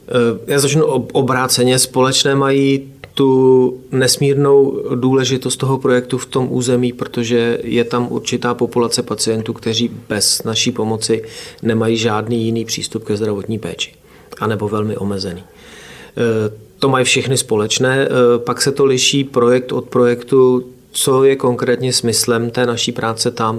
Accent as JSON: {"language": "Czech", "town": "Oplot", "region": "Plzeň Region", "country": "Czechia", "said": "já jsem z Oplota u Přeštice, ale eh, tady z plzeňského kraje."}